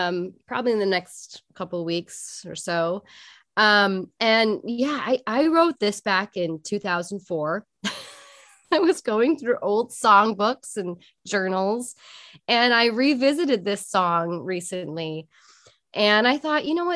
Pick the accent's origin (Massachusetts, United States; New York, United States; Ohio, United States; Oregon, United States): Oregon, United States; Portland; now in Southern California, United States; I'm in Southern California, where we don't get much rain, and I'm from Portland, Oregon, and I miss the rain.